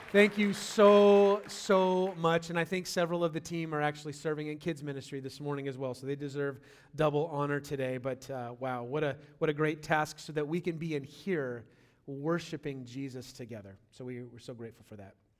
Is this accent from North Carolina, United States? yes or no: no; California, United States; moved away; I'm from California.